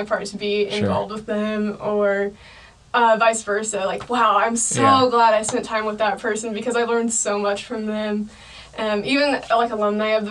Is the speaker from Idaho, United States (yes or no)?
yes; Emmett, Idaho, United States; now in Boise, United States; growing up in Emmett, you come into Boise